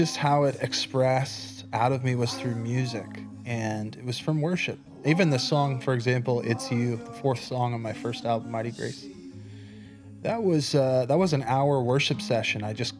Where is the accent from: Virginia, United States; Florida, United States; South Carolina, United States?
Virginia, United States; Lynchburg; moved away as an adult; God calls me back to my hometown, Lynchburg.